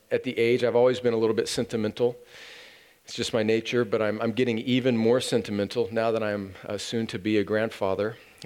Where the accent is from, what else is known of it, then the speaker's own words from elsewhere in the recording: California, United States; moved away; I and my family are going to my home country of California for Thanksgiving